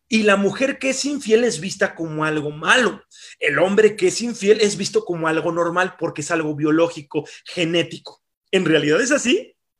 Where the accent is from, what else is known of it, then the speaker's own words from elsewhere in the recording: Mexico; como mexicanos somos constituidos o de alguna forma también instruidos en el consumo